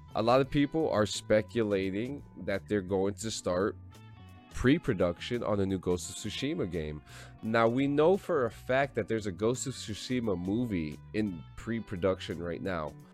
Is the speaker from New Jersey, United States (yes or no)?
yes; New Jersey, United States; born or raised there